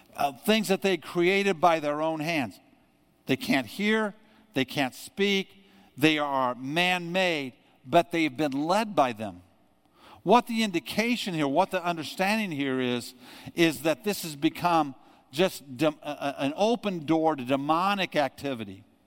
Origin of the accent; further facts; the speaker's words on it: United States; growing up in America